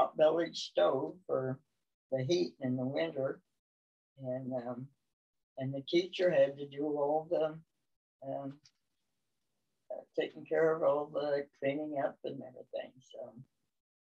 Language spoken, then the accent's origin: English; Montgomery County, Iowa, United States; I was born in Montgomery County, Iowa, which is over by Corning or Villisca